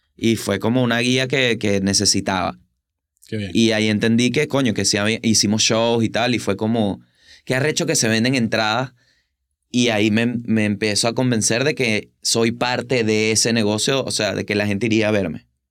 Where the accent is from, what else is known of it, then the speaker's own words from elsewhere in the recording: Venezuela; now in Buenos Aires, Argentina; soy de Venezuela